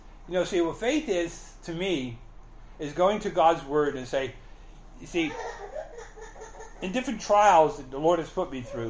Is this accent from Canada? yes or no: yes; Canada; now in United States; You know, we came from Canada with, you know, we owned the house and we had everything paid off and we had money in the bank. We're just going to go, we're U.S. citizens, we're Canadian citizens.